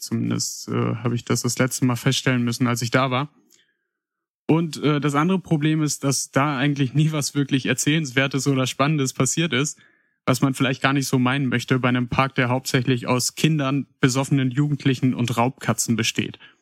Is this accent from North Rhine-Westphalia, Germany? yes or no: yes; Paderborn, North Rhine-Westphalia, Germany; geboren und aufgewachsen bin ich in Paderborn